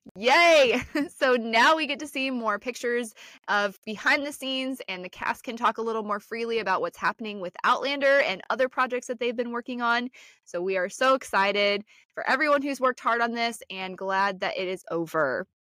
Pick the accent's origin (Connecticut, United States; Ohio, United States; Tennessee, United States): Ohio, United States; Northeast; I'm from Northeast Ohio